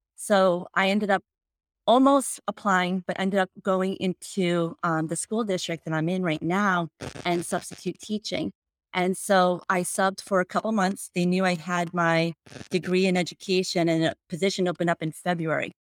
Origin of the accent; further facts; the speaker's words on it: New Jersey, United States; moved away as an adult; also born or lived in Ohio; I grew up in New Jersey